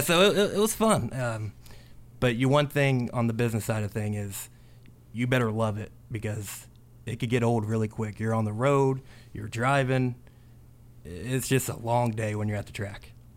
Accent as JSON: {"language": "English", "town": "North Vernon", "region": "Indiana", "country": "United States", "tie": "born or raised there", "said": "I grew up in North Vernon"}